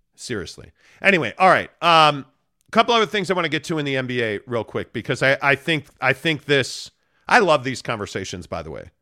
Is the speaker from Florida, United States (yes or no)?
no; Chicago, Illinois, United States; also born or lived in Los Angeles; now in Utah, United States; I grew up in Chicago